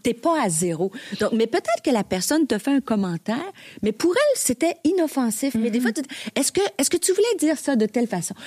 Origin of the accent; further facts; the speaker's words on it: Bas-Saint-Laurent, Quebec, Canada; on vient du Bas-Saint-Laurent